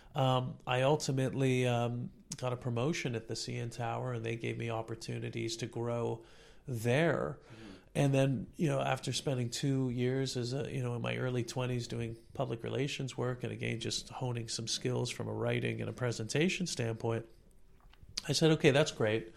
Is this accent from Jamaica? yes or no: no; Toronto, Ontario, Canada; I was born and raised in Toronto